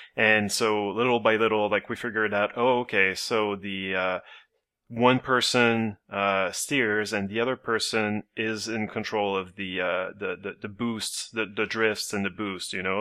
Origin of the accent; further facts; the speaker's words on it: Canada; as a Canadian